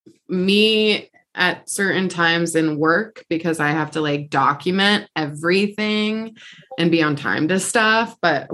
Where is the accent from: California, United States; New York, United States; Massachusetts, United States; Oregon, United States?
Oregon, United States; Portland; we're both born and raised in the Portland area.